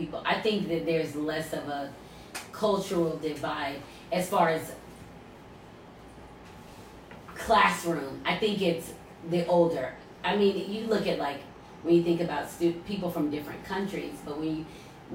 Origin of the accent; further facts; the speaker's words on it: Marietta, Georgia, United States; I grew up in Marietta City